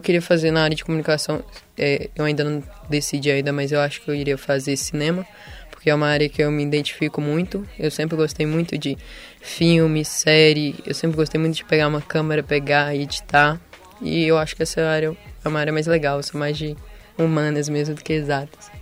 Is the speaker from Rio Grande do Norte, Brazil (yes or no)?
no; Belo Horizonte, Minas Gerais, Brazil; sou de Belo Horizonte mesmo.